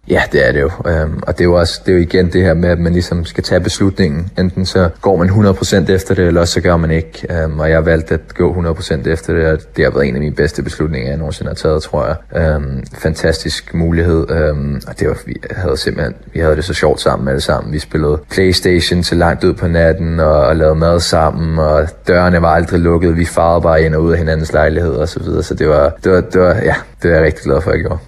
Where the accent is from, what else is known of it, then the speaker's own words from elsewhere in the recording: Denmark; moved away as an adult; also born or lived in Sweden / North America; Det, det skal man jo som dansker